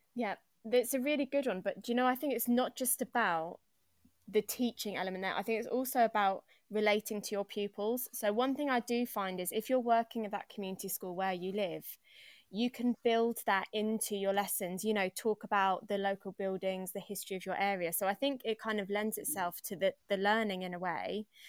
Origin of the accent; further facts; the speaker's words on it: Longtown, West Midlands, United Kingdom; moved away as an adult; also born or lived in Liverpool area (Edge Hill University); now in London, United Kingdom; I grew up in Longtown.